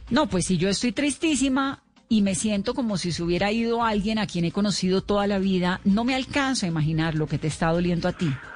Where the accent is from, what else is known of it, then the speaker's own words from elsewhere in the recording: Colombia; aquí en Colombia